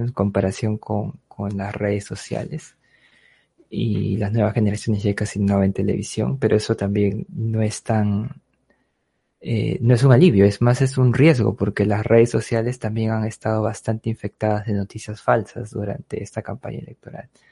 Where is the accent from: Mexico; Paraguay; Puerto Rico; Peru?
Peru; somos todos los peruanos